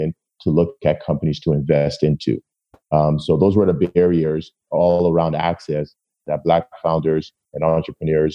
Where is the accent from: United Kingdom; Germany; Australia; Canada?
Canada; Toronto, Woodbridge, Ontario; when we moved from Toronto to Woodbridge